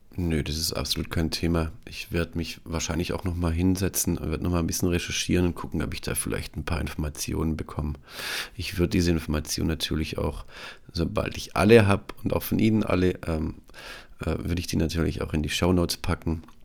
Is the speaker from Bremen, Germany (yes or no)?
no; Tuttlingen, Baden-Württemberg, Germany; ich komme selbst auch aus der Medizintechnik, komme aus Tuttlingen.